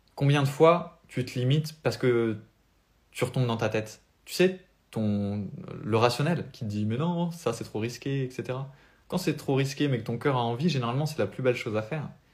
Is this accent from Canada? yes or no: no; France; accent: French; mon accent français